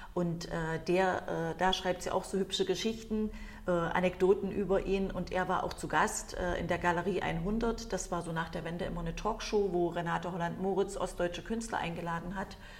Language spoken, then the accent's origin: German; East Germany, Germany; bin ich ja nun äh, in der DDR aufgewachsen als Kind